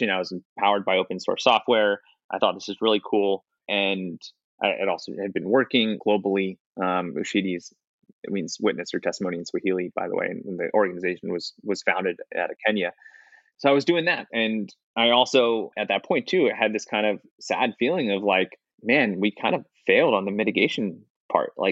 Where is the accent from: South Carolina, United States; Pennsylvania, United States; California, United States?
Pennsylvania, United States; outside Philadelphia; born or raised there